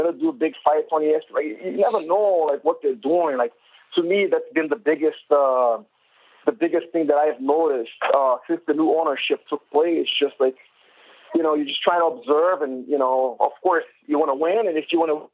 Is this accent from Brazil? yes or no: yes; Brazil; I am from Brazil